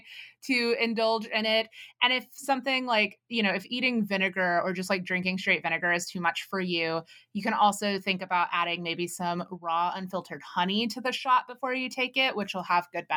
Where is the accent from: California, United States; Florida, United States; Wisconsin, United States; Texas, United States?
Texas, United States; Growing up in Texas